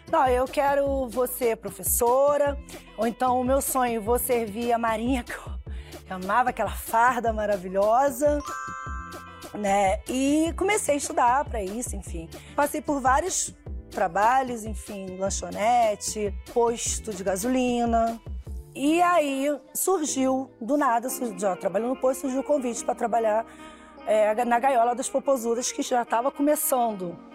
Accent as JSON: {"language": "Portuguese", "region": "Rio de Janeiro", "country": "Brazil", "tie": "born or raised there", "said": "Porque naquela época, assim, infância, criança, eu fui criada no Irajá."}